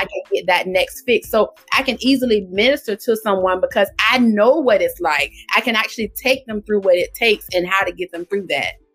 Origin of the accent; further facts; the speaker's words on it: Portsmouth, Virginia, United States; now in Suffolk, United States; I am from Portsmouth, Virginia. Born and raised in Portsmouth, Virginia, I now reside in Suffolk, Virginia